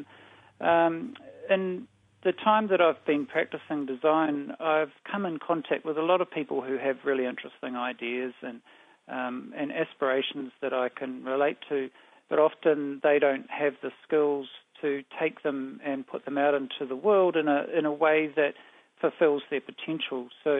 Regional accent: Blenheim, Marlborough, New Zealand; I was born in Christchurch, but I didn't really stick around there very long. When I was young, we moved to live in Blenheim. But I'm, you know, a South Island raised

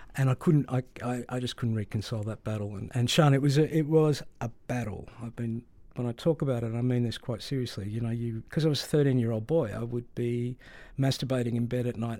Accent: Melbourne, Victoria, Australia; I grew up in Melbourne in a very, at that time, very migrant community.

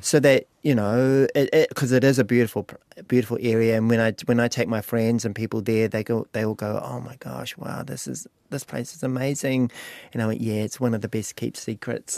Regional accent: Lake Okareka, Bay of Plenty, New Zealand; moved away; also born or lived in Auckland; I moved home from Auckland back to Lake Aukaraka in two thousand sixteen to help him. on the farm

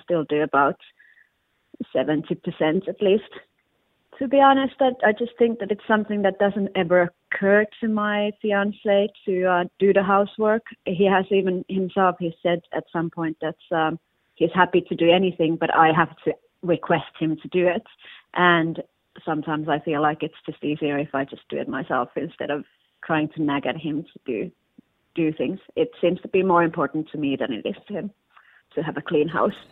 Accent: Finland; now in London, United Kingdom; I'm from originally from Finland. Now I live in in Hackney in London

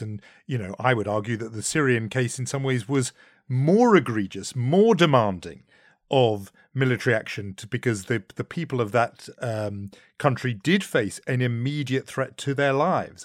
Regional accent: United Kingdom; me as a Brit sitting in London

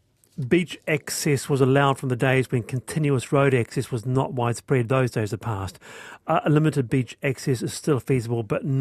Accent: Auckland, New Zealand; I am from Auckland.

